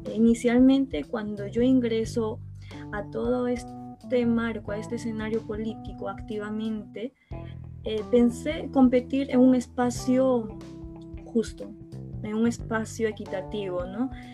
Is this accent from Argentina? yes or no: no; Ayacucho, Peru; me presenté a una región extrema izquierda, se podría decir, que es Ayacucho, porque soy, soy ayacuchana